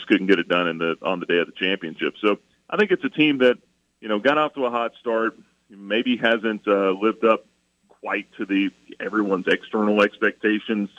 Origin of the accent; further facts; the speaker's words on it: Atlanta, Georgia, United States; moved away; I grew up in Atlanta.